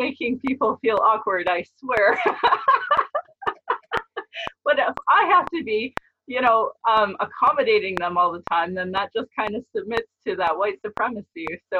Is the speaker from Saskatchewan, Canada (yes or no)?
no; Calgary, Alberta, Canada; I was born in Calgary, or Mokinstis in Blackfoot, as … another English name, which has afforded me privilege in an English colonial world. My mother is Northern Slavey Dene, or Satu Dene